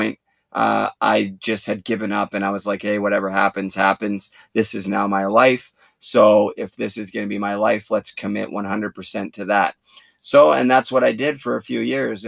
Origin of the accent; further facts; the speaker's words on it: Port Coquitlam, British Columbia, Canada; I'm from Port Coquitlam, British Columbia, which is about 40 minutes from Vancouver. Grew up there, played my minor hockey there